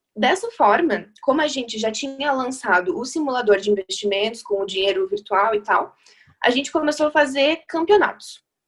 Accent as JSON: {"language": "Portuguese", "town": "Chapecó", "region": "Santa Catarina", "country": "Brazil", "also_born_or_lived": "Curitiba", "moved": "yes", "lives_now": "São Paulo, Brazil", "said": "eu sou de Chapecó, no interior de Santa Catarina, mas eu morei em Curitiba durante muitos anos e agora faz um ano que eu tô em São Paulo"}